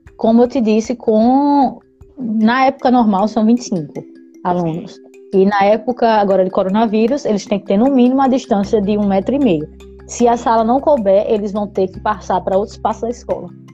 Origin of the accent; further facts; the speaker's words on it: Araçagi, Paraíba, Brazil; moved away as an adult; now in Finland; eu sou de Araçagi, perto de Guarabira